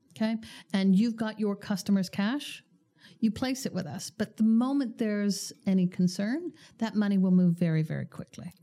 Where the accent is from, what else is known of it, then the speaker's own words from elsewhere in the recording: Canada; as Canadians